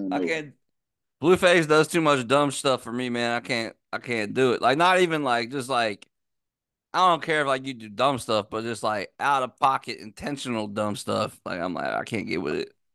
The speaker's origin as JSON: {"language": "English", "region": "Virginia", "country": "United States", "said": "I'm from Virginia"}